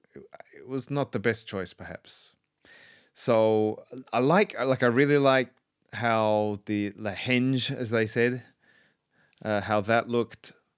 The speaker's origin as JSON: {"language": "English", "region": "South Australia", "country": "Australia", "tie": "born or raised there", "said": "I grew up in South Australia"}